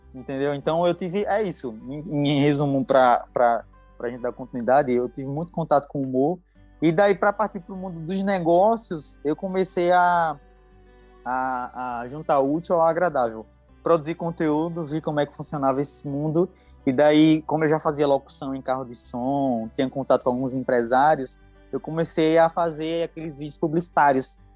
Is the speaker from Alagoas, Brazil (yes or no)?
yes; Palmeira dos Índios, Alagoas, Brazil; moved away as an adult; also born or lived in São Paulo; now in Guarulhos, Brazil; Nasci em Palmeiras dos Índios e vim para São Paulo, creio que em 2005, 2006 e retornei para Alagoas em 2007. Então, e voltei, estou voltando agora para São Paulo, né? Então, basicamente, eu passei a minha adolescência lá em Alagoas.